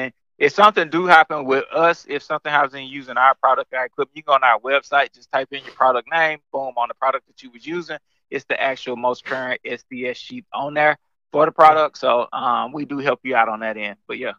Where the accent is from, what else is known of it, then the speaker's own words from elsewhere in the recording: the South, United States; Yeah, so I'm from the South, man.